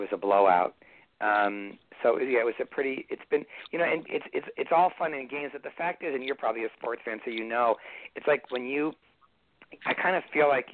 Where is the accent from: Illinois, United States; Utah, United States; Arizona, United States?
Illinois, United States; Evanston; also born or lived in Cleveland, Ohio; I left Cleveland when I was 10, and we moved to Evanston. So I lived there from the time I was 10 all the way through Northwestern.